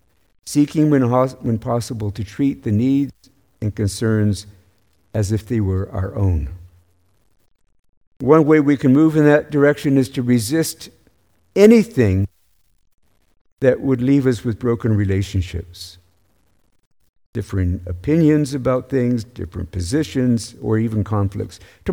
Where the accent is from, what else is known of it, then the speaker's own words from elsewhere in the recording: the South, United States; I grew up in the American South primarily.